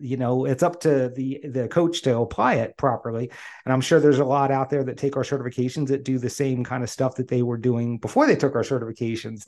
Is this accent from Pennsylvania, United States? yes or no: yes; the Poconos, Pennsylvania, United States; I grew up in the Poconos